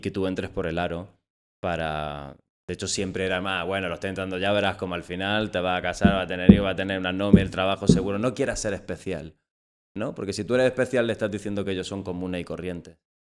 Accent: Almería, Andalusia, Spain; soy de Almería, del Alquián en concreto, y soy dramaturgo

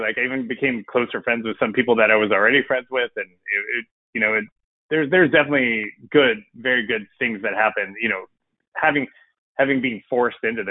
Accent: Southern California, United States; moved away; I grew up in Southern California

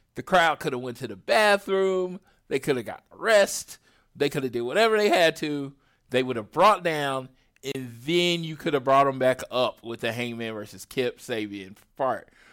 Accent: Oklahoma, United States; I'm from Oklahoma

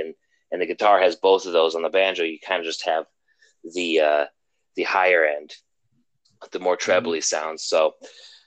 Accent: Western New York, United States; moved away as an adult; also born or lived in Arizona; now in Boston, United States; I'm from Western New York originally

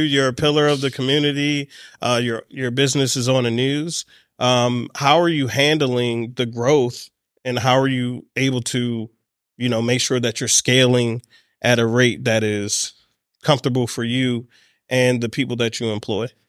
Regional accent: Baltimore, Maryland, United States; I'm here in my hometown of Baltimore

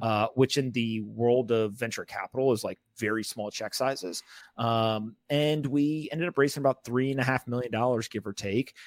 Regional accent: Raleigh, North Carolina, United States; also born or lived in South Florida; I grew up in, uh, Raleigh, North Carolina

